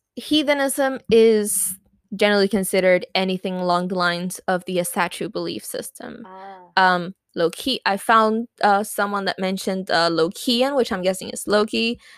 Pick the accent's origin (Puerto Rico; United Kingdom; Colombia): Puerto Rico; first language Spanish; English is a second language; We we are Puerto Rican.